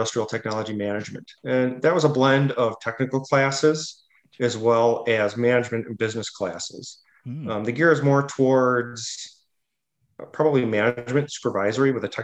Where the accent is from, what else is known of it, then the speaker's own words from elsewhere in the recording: Hubertus, Wisconsin, United States; I grew up in Hubertus, Wisconsin, and that is probably, I would consider it suburb / rural